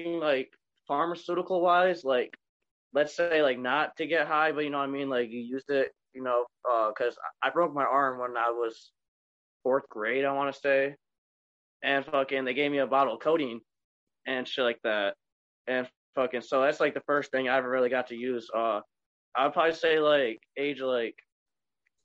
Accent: Onondaga, Michigan, United States; I'm from the Midwest, Michigan, the Dirty Mitten, and I grew up in a small town called Onondaga.

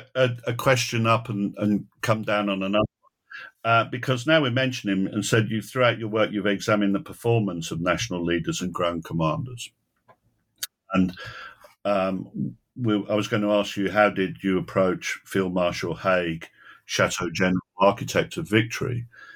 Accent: Manchester, North West England, United Kingdom; When I was growing up in Manchester on our black and white television, we used to see Basil Little Heart quite often.

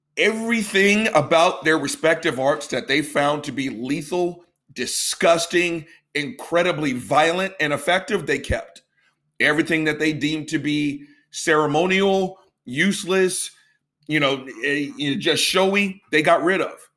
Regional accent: the South, United States; I've been born and raised in the South. It's where pretty much I've lived for 90 plus percent of my life

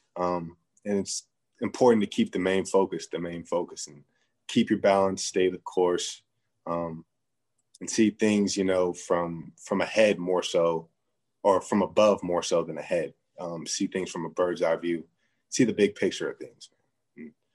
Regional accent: San Jose, California, United States; moved away as an adult; my hometown, San Jose

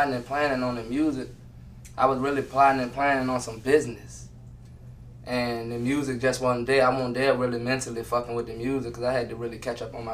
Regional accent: Richmond, Virginia, United States; I'm from Richmond, Virginia

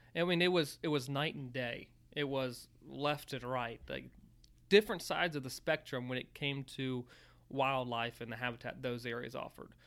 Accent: Virginia, United States; growing up in Virginia

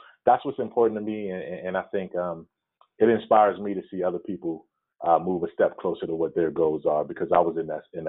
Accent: Washington, United States; moved away; also born or lived in Grambling, Louisiana / Tallahassee / New Orleans; we're in Atlanta right now on a two-game trip that ends in Washington, my hometown.

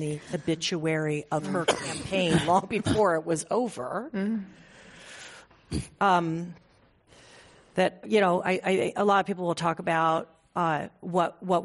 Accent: Oakland, California, United States; Oakland, my hometown

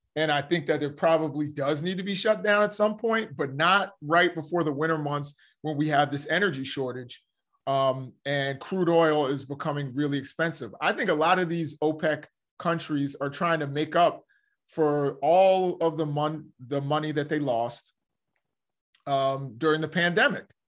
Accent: United States; we as the American citizens and as the American people

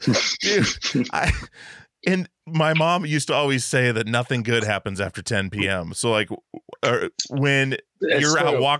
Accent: Wasilla, Alaska, United States; moved away; I grew up in Alaska. I grew up in Wasilla. Alaska, where it was psychotic.

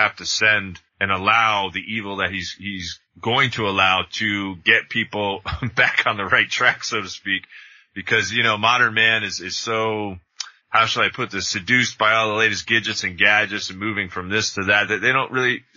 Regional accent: Jersey Shore, New Jersey, United States; I grew up in New Jersey

